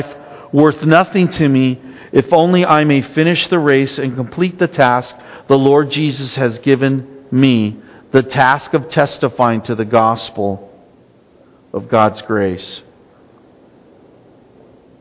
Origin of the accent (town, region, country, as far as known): United States